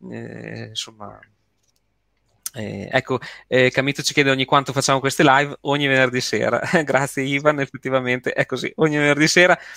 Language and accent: Italian; Marche, Italy; accent: Bolognese; now in Bologna, Italy; no, so, la cosa bella è che non sono bolognese, eh, sono, io sono marchigiano, quindi, però sono sempre vissuto qui insomma, qui a Bologna.